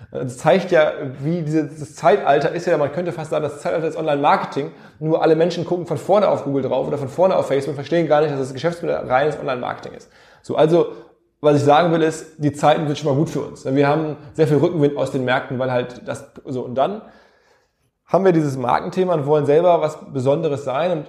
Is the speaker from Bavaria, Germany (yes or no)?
no; Essen, North Rhine-Westphalia, Germany; born there; in Essen im Ruhrgebiet, wo ich geboren bin